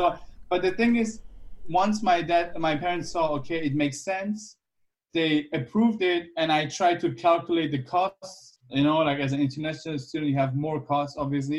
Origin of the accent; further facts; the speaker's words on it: Germany; English is a second language; moved away as an adult; also born or lived in Iran / United States; where I grew up in Germany